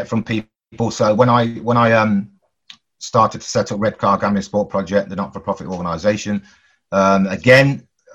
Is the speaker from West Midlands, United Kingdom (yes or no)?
yes; Coventry, West Midlands, United Kingdom; growing up in Coventry as a 9-year-old